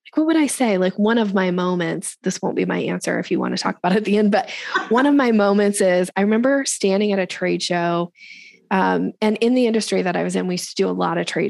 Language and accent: English; Boise, Idaho, United States; moved away as an adult; also born or lived in Seattle area, Washington; I grew up in Boise, Idaho.